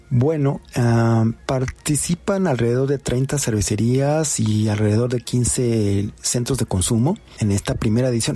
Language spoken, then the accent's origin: Spanish; Mexico; lo que somos nosotros como mexicanos